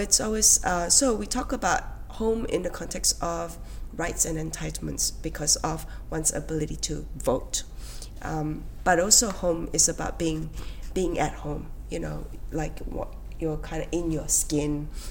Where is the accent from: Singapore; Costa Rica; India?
Singapore; moved away as an adult; also born or lived in Australia; I've always felt very proud to be a Singaporean, and for me to be able to say that is my way of marking out the distinction of my own Chineseness